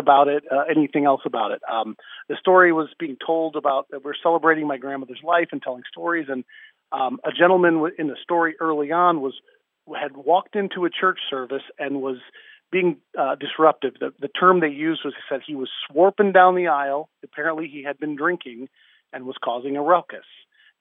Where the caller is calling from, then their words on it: Warren County, Indiana, United States; I'm calling from Seeger High School in rural Warren County, Indiana.